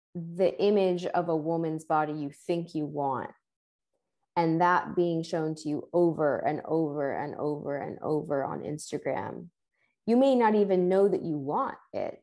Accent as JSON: {"language": "English", "town": "New York City", "region": "New York", "country": "United States", "tie": "born or raised there", "said": "I grew up in New York City"}